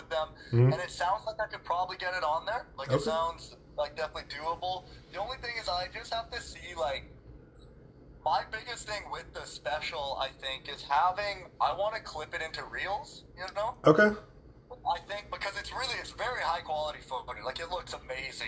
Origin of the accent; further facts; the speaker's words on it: Prince George, British Columbia, Canada; that's in Prince George. It's in my hometown.